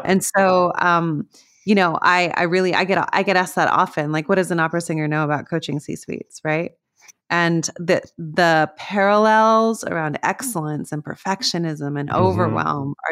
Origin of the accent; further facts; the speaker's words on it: Las Cruces, New Mexico, United States; I grew up in Las Cruces, New Mexico